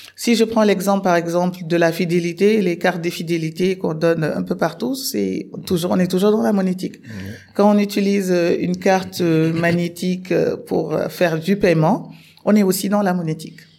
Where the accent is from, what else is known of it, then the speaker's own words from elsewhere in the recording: Senegal; moved away as an adult; also born or lived in Morocco; je suis sénégalaise